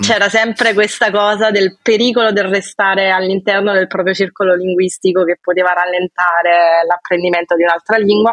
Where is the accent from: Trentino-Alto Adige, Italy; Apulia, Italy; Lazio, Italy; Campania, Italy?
Campania, Italy; Piano di Sorrento; moved away as an adult; also born or lived in Lausanne, Switzerland; now in Paris, France; vengo da Sorrento, più precisamente Piano di Sorrento